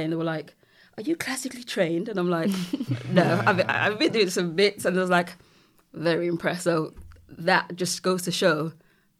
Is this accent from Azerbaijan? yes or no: no; Birmingham, West Midlands, United Kingdom; I'm from Birmingham. Born and raised.